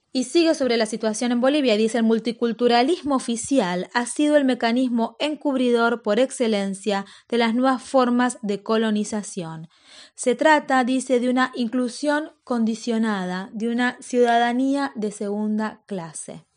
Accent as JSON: {"language": "Spanish", "country": "Argentina", "said": "los argentinos descendíamos de los barcos"}